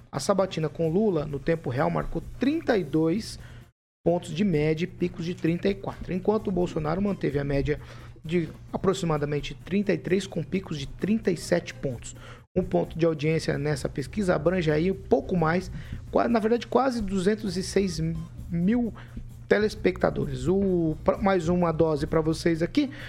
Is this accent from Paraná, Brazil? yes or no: yes; Maringá, Paraná, Brazil; Sou de Maringá.